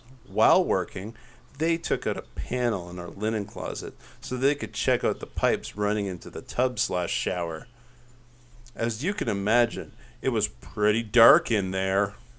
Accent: Virginia, United States; I'm from Virginia?

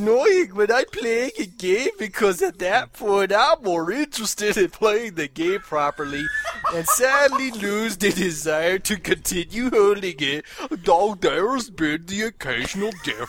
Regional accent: United Kingdom; Oh wait, I'm a British brony.

